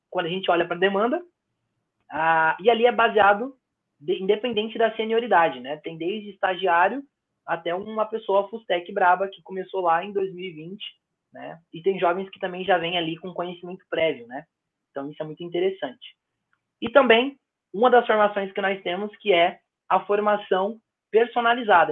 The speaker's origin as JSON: {"language": "Portuguese", "region": "São Paulo", "country": "Brazil", "tie": "born or raised there", "said": "nas nossas quebradas, no Jardim Brasil, onde eu cresci"}